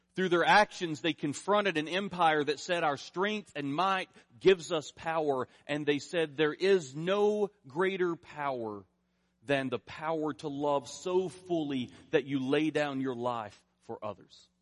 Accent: rural eastern Kentucky, United States; moved away; I grew up in the Southern Baptist Church in rural eastern Kentucky

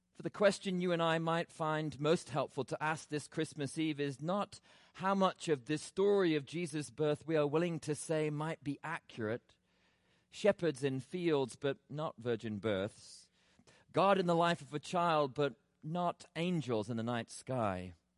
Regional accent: England, United Kingdom; now in Atlanta, United States; Growing up in England as a child

